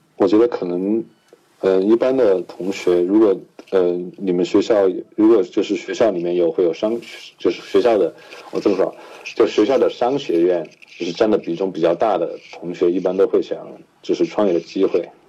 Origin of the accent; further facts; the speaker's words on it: Chengdu, Sichuan, China; moved away as an adult; also born or lived in Shanghai; now in Pittsburgh, United States; 我是四川人，然后我在成都七中